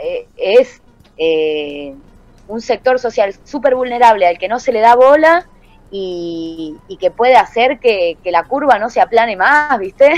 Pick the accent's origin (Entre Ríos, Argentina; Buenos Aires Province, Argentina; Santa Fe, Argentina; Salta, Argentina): Salta, Argentina; now in Buenos Aires, Argentina; Yo soy salteña y en Salta